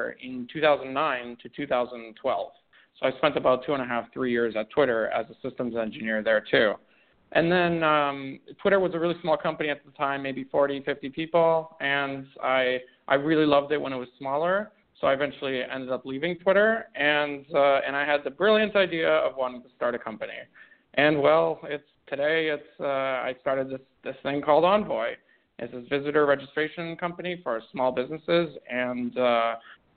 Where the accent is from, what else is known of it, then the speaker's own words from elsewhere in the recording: Canada; also born or lived in Romania; I was born in Romania, went through some crazy smuggling stuff, went to Canada. That's where I grew up, so I'm Canadian